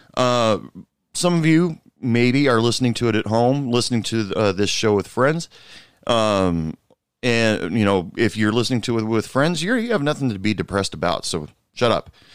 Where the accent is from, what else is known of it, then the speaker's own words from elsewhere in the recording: United States; my home country, United States.